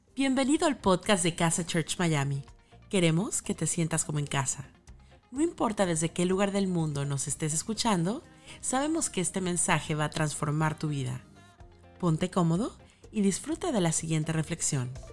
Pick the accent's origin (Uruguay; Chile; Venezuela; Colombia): Colombia; Barranquilla, Atlántico; Yo soy de Barranquilla.